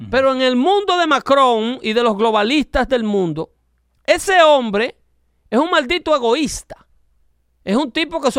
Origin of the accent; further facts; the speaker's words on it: Dominican Republic; now in United States; yo como dominicano me doy la licencia de hablarle a mi gente así.